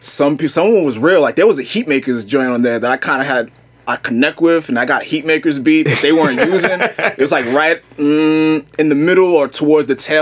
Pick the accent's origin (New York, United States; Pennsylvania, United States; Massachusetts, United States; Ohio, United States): New York, United States; New York City; also born or lived in Long Island / Manhattan / Brooklyn; Born and raised in Queens. My family moved to Long Island when I was like 13. I came back to New York City. I was living downtown Manhattan for school and like, and I've been here ever since. Living in Brooklyn, Manhattan.